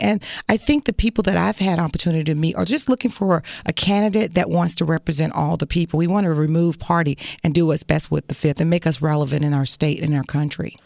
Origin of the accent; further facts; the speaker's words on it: Florida, United States; I come from this community